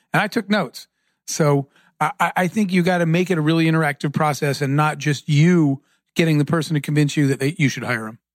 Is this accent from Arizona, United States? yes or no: yes; Arizona, United States; I grew up in Arizona